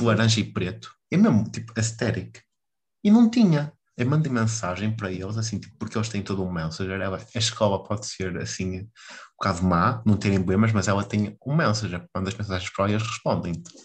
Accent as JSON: {"language": "Portuguese", "town": "Vila do Conde", "region": "Norte", "country": "Portugal", "said": "aqui de onde eu sou, que é Vilar do Pinheiro"}